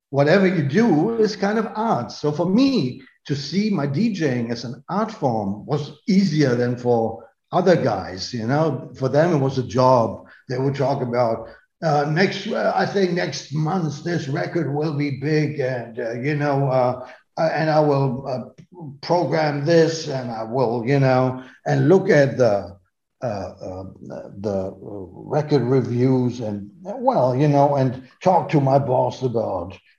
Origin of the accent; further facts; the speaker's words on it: North Rhine-Westphalia, Germany; moved away; also born or lived in Berlin; I come from Westphalia